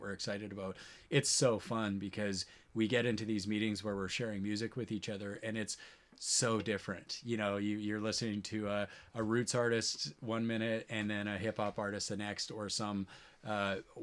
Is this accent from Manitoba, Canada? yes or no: yes; Cypress River, Manitoba, Canada; my hometown of Cypress River, Manitoba